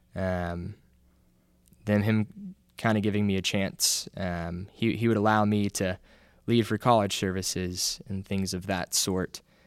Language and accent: English; Auburn, United States; I'm from Auburn, was born, raised here, raised in the church